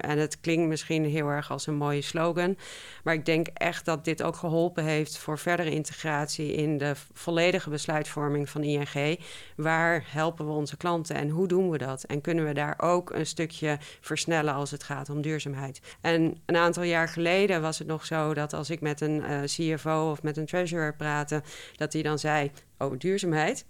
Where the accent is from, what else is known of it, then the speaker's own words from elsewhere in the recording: Twente, Overijssel, Netherlands; ik ben opgegroeid in Twente